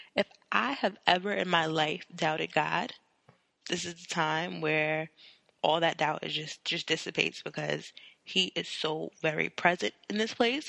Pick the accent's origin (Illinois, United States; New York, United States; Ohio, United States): New York, United States; New York City; I have the New York demeanor